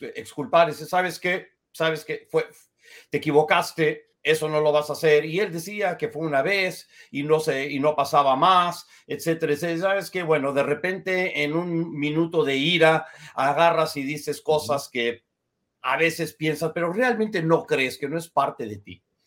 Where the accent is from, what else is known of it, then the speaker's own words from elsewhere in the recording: United States; yo tengo apariencia blanca, soy estadounidense, pero soy judío